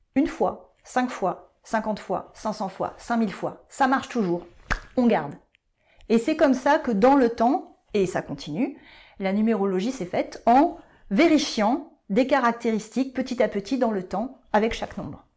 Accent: Bordeaux, Nouvelle-Aquitaine, France; moved away as an adult; also born or lived in Paris; je suis revenue sur Bordeaux, ma ville natale

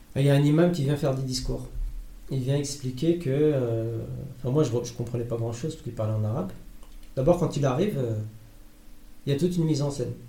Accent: France; je suis français

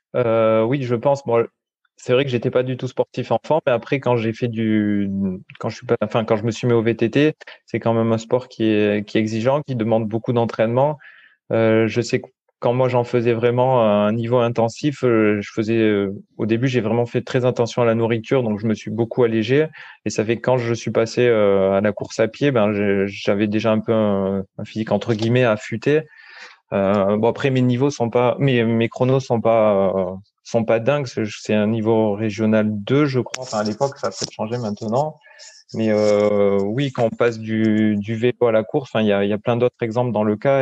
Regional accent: Paillon valley, hinterland of Nice, Provence-Alpes-Côte d'Azur, France; now in Mougins, France; je suis originaire de la vallée du Paillon. C'est une vallée qui est euh, dans l'arrière-pays niçois

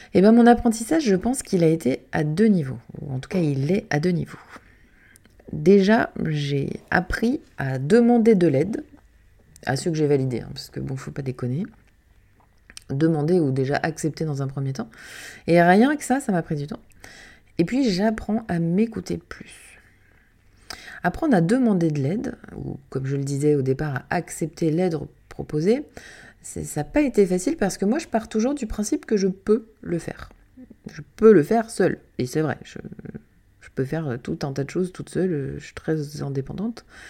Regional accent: Canada; moved away; toute petite j'ai grandi au Canada

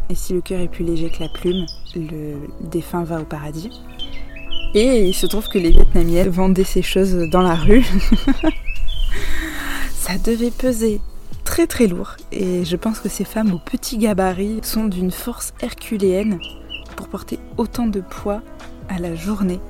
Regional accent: France; vous nous reconnaissez en tant que Français

